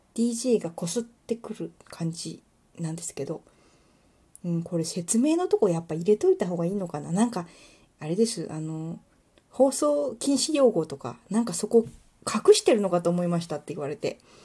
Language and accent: Japanese; Kuwana, Mie, Japan; also born or lived in Ichinomiya, Aichi; 私は生まれも育ちも食わなしです